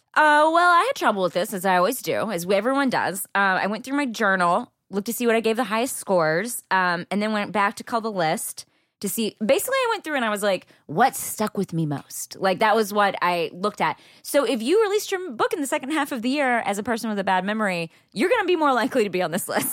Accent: Texas, United States; I am from there

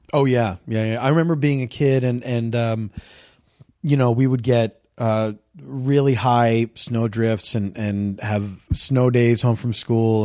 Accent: Philadelphia, Pennsylvania, United States; I grew up in the East Coast

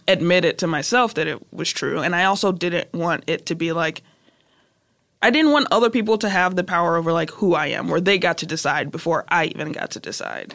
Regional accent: Chicago, Illinois, United States; also born or lived in South Holland, Illinois; I'm from Chicago. We used to live on Kedzie and Madison on the west side, and then I went to school on the hundred

